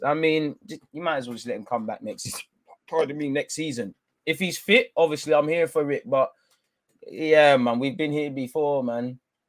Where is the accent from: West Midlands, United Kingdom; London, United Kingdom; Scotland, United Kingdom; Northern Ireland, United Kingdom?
London, United Kingdom; now in Rome, Italy; Of course, I grew up in England. I'm a London boy, so maybe one day I'll be back in the Premier League to make noise there.